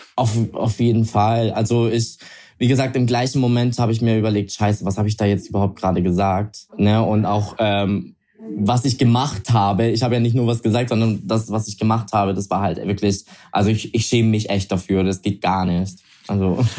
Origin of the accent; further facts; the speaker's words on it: Italy; ich bin Italiener